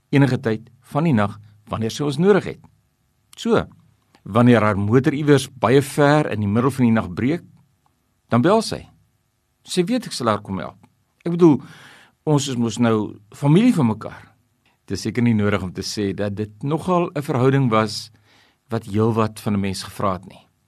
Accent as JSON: {"language": "Afrikaans", "country": "South Africa", "tie": "born or raised there", "said": "ons is mos hier in Suid-Afrika grootgemaak"}